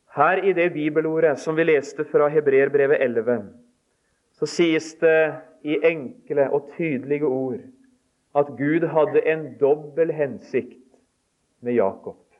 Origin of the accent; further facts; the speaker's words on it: Telemark, Norway; moved away; hjemme i Telemark